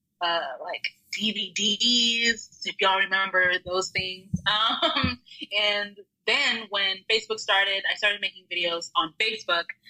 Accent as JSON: {"language": "English", "region": "Texas", "country": "United States", "tie": "born or raised there", "also_born_or_lived": "Austin, Texas", "said": "I consider myself a Texan now. I've been here since I was 12"}